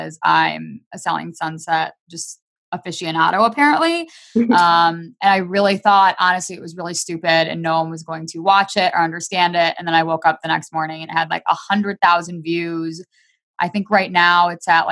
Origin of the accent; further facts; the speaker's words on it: Michigan, United States; now in Las Vegas, United States; I currently live in Las Vegas. However, I'm from Michigan. I grew up in Michigan and I miss it all the time.